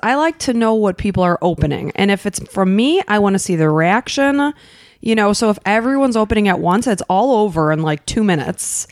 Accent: Chicago, Illinois, United States; moved away; we're from Chicago

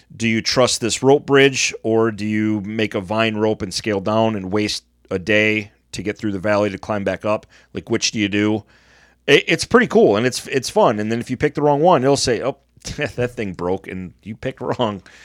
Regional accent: Michigan, United States; growing up in Michigan

